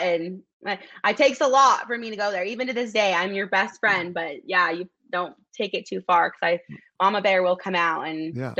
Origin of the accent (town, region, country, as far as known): Salt Lake City, Utah, United States; born or raised there